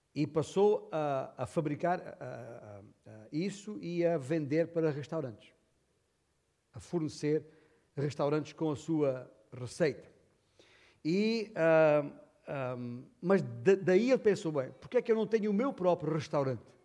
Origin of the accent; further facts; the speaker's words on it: Alentejo, Portugal; eu sou alentejano